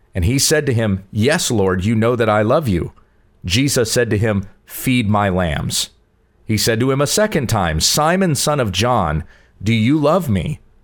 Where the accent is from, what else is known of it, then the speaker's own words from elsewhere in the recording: South Carolina, United States; I grew up in South Carolina